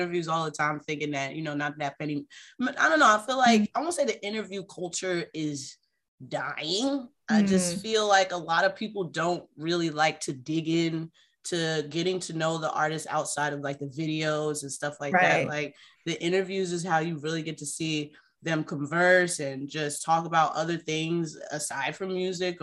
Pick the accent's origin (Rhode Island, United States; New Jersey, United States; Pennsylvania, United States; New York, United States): New Jersey, United States; I'm from Jersey